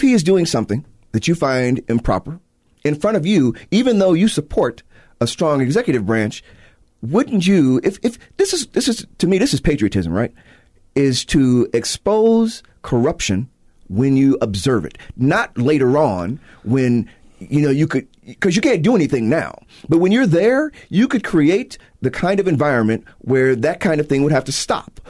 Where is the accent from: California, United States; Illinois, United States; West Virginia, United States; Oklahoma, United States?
Illinois, United States; Chicago; I'm from Chicago